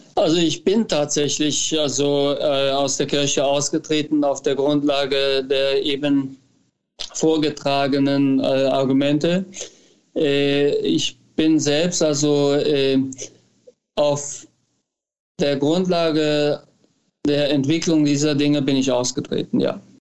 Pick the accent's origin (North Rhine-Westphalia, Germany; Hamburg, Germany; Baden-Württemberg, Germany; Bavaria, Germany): North Rhine-Westphalia, Germany; near Düren; moved away as an adult; also born or lived in United States; now in Cologne, Germany; ich komme ja aus der Gegend, aus also der Nähe von Düren